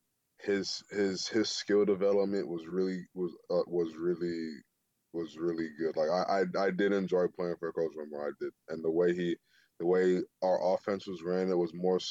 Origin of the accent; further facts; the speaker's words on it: Atlanta, Georgia, United States; moved away as an adult; also born or lived in Seattle; I'm from Atlanta